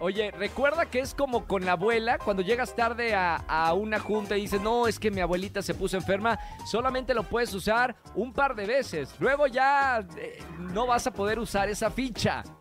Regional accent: Monterrey, Nuevo León, Mexico; now in Mexico City, Mexico; Soy de Monterrey, eso ya lo saben, soy de Monterrey

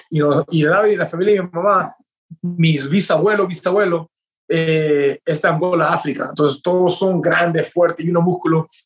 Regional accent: Peru; also born or lived in Chino, California; now in United States; yo me mudé de Perú y llegué a los Estados Unidos, fue en California, en donde viví por tres años, casi cumplí cuatro años ahí.

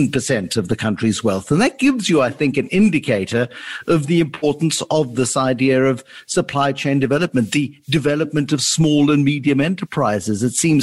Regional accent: South Africa; my home country of South Africa.

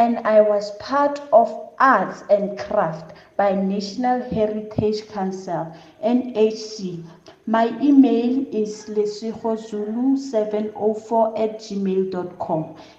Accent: Winterveld, South Africa; I'm 19 years old. I am from Winterfeld.

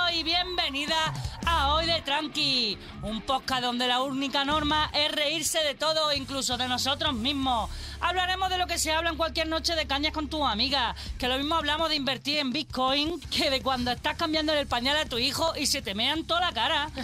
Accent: Andalusia, Spain; moved away; es de mi tierra. ¡Andaluza!

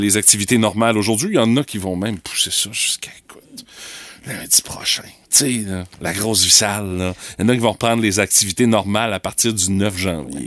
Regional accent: Rimouski, Quebec, Canada; chez nous à Rimouski

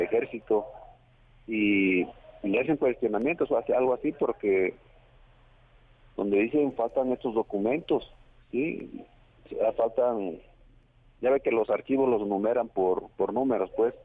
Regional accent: Guerrero, Mexico; accent: Guerrero speech

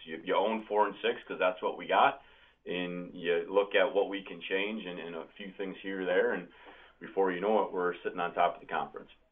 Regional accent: Wisconsin, United States; When you're from the state and you're a cheesehead and you're born and raised on Brett Favre and the Green Bay Packers

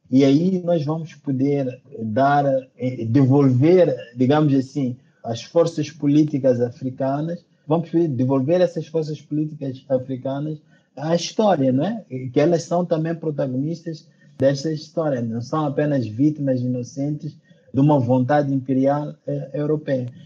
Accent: Mozambique; Moçambique, meu país de origem

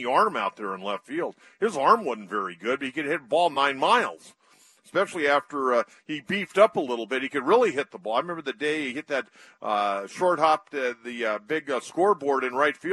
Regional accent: San Diego, California, United States; when I was a little kid growing up, Jim Fregosi was my favorite player because we didn't have a Major League team in San Diego

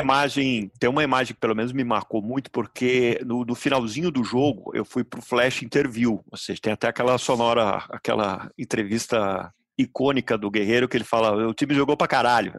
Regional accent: Brazil; eu sou brasileiro

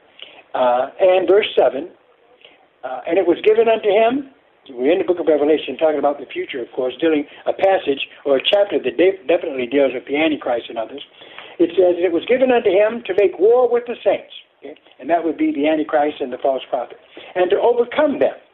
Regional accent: Detroit, Michigan, United States; I'm from Detroit

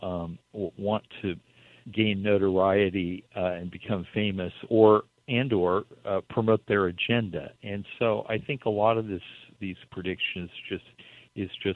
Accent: Baker City, Oregon, United States; I was a teenager growing up in Baker City

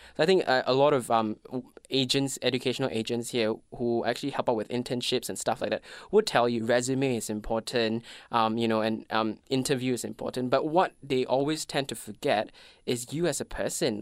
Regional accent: Malaysia; English is a second language; moved away as an adult; now in Melbourne, Australia; I am from Malaysia. I've been to Melbourne for six years now

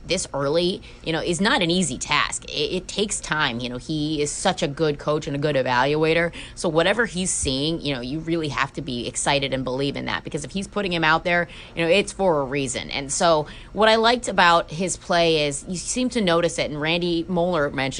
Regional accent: Pittsburgh, Pennsylvania, United States; growing up in Pittsburgh

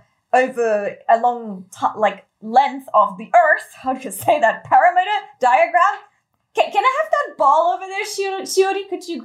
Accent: Germany; now in Japan; So I'm coming from Germany, it gets pretty cold once we hit September

